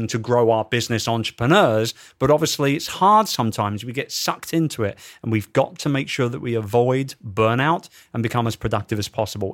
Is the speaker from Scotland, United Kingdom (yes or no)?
no; London, United Kingdom; in my hometown